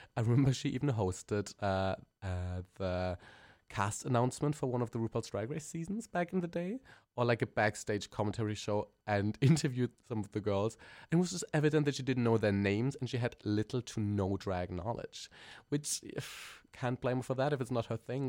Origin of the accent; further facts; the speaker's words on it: Germany; accent: German; English is a second language; I'm a German queen. We can tell my accent is really kicking